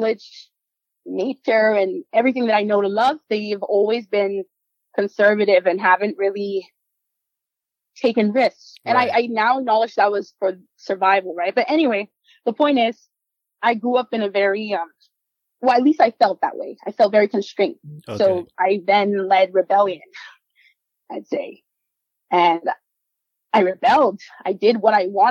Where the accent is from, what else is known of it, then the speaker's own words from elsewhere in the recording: Bahamas; first language Spanish; English is a second language; also born or lived in Costa Rica; Spanish is my first language, but I also moved to the Bahamas when I was 5.